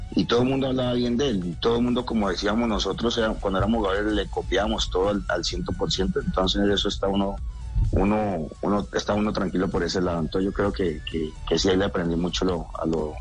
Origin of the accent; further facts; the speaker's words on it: Colombia; nosotros como colombianos